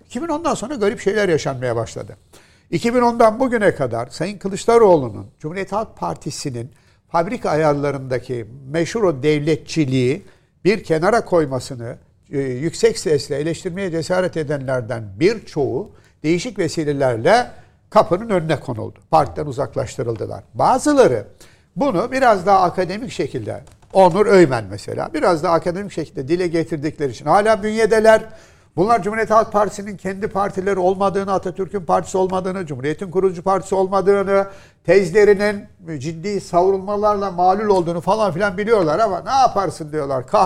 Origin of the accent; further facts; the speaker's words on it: Istanbul, Turkey; İstanbulluyuz, İstanbul'da yaşıyoruz.